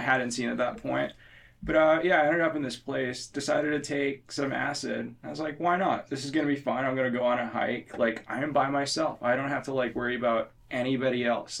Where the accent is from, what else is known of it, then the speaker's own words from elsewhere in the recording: India; moved away; I'm from India